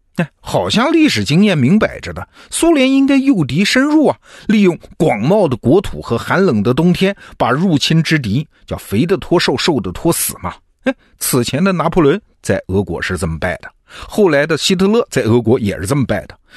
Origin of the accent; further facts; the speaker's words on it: China; 我们中国人